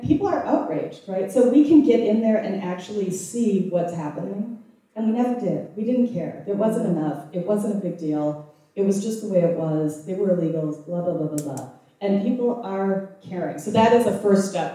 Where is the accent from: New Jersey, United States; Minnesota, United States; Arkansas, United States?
Minnesota, United States; I'm from Minnesota, we are not a marching people.